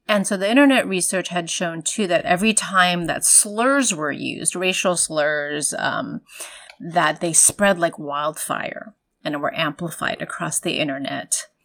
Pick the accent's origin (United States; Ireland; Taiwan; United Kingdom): Taiwan; my family, myself, I'm an immigrant from Taiwan of Chinese heritage.